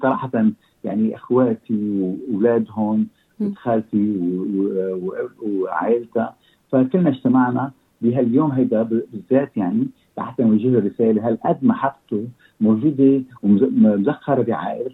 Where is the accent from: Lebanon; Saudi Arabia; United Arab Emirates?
Lebanon; moved away as an adult; also born or lived in Egypt; now in Australia; أنا جيت من حوالي خمسة وأربعين سنة أستراليا. وكنا- كنا ساكنين بلبنان، نحن لبنانيين